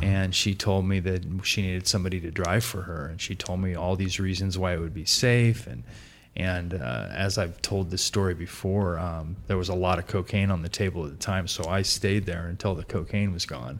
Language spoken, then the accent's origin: English; Portland, United States; I grew up in Portland, pretty normal upbringing, upper middle class family.